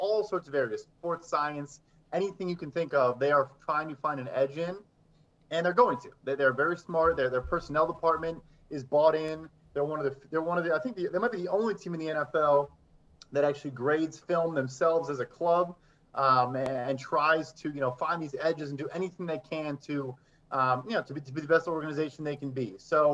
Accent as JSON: {"language": "English", "town": "Chicago", "region": "Illinois", "country": "United States", "said": "I'm from Chicago."}